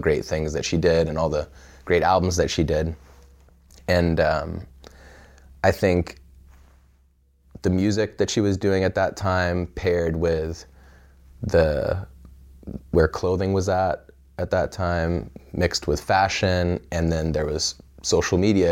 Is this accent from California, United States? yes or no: yes; Pismo Beach, California, United States; born or raised there; also born or lived in Evanston, Illinois